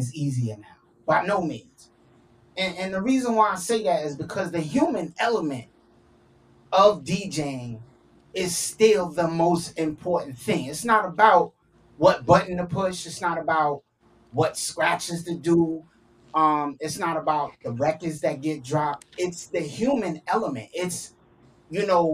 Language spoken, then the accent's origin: English; New York, United States; now in Miami, United States; I'm from New York. I'm spinning down here in Miami.